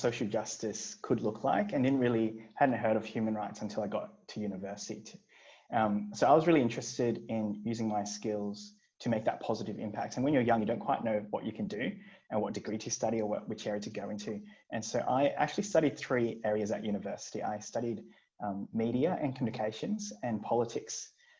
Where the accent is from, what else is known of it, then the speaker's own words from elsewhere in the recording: Brisbane, Queensland, Australia; also born or lived in Hong Kong; I grew up in Brisbane